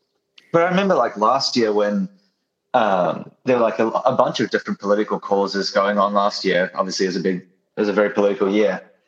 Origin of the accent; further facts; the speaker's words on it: New Zealand; also born or lived in Australia; I'm from Australia, as you might not know. I'm from New Zealand originally, but I spent like a decade in Australia basically.